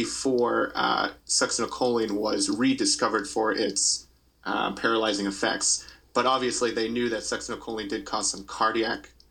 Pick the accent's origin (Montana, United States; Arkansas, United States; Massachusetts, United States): Massachusetts, United States; moved away as an adult; also born or lived in Austin, Texas; now in Scranton, United States; I'm originally from Massachusetts, and I did 3 years of ICU work in Austin, Texas